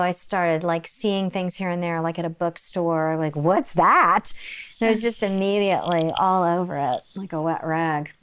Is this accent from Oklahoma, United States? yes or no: yes; Oklahoma City, Oklahoma, United States; moved away; I grew up in Oklahoma City